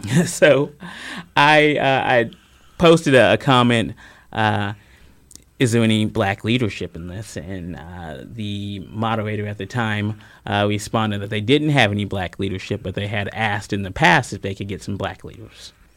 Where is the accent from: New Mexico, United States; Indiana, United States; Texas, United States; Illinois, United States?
Indiana, United States; Columbus; also born or lived in Louisville, Kentucky / Seymour, Indiana; now in Bloomington, United States; I'm born in Columbus, so, you know, when we talk about diversity, Columbus is a much more diverse city, Columbus, Indiana